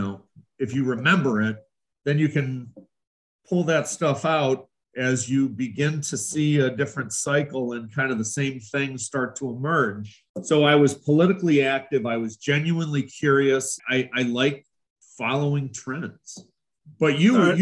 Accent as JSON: {"language": "English", "area": "North Shore", "region": "Illinois", "country": "United States", "tie": "born or raised there", "also_born_or_lived": "Marietta, Ohio", "said": "I'm from the North Shore, born and raised"}